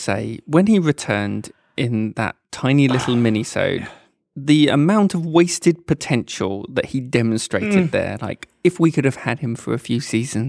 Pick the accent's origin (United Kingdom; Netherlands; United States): United Kingdom; Southend-on-Sea, East of England; my hometown of Southend-on-Sea.